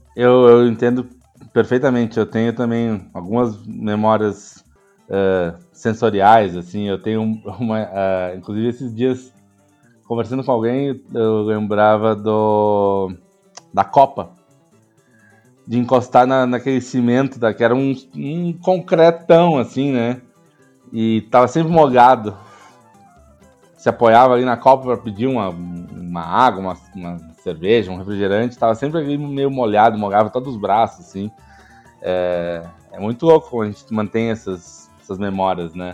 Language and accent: Portuguese; Porto Alegre, Rio Grande do Sul, Brazil; moved away as an adult; now in São Paulo, Brazil; eu sou nascido em Porto Alegre, mas moro em São Paulo há muitos anos, desde 94.